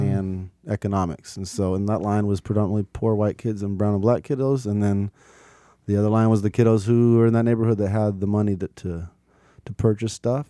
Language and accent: English; Portland, Oregon, United States; I grew up in North and Northeast Portland